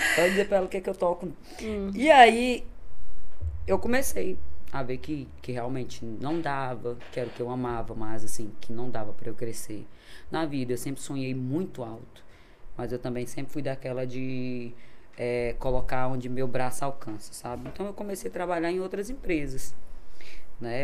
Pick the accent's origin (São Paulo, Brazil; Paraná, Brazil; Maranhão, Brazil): Maranhão, Brazil; Imperatriz; Nasci aqui em Imperatriz. Sou imperatrizense, sou maranhense, graças a Deus, com muito orgulho